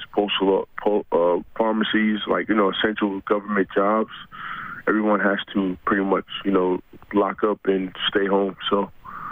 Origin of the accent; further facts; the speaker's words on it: United States; being an American player